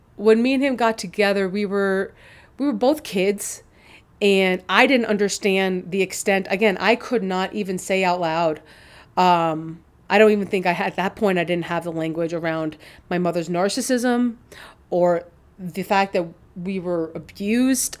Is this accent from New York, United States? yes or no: yes; New York, United States; moved away as an adult; also born or lived in Chicago; I'm from New York and I was in Chicago